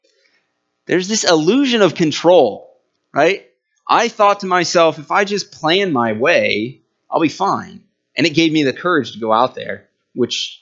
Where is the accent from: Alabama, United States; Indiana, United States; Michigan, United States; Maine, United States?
Indiana, United States; we're all from Indiana